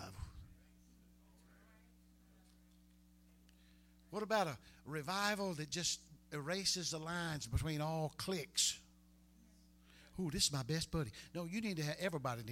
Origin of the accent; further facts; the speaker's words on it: Harrisonburg, United States; They used to say that about my hometown. Said, can anything good come out of Harrisonburg?